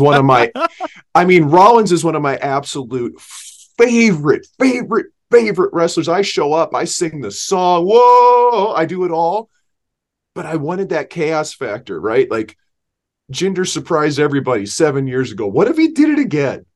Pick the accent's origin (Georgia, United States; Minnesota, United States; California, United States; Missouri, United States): Missouri, United States; St. Louis; We grew up in Saint Louis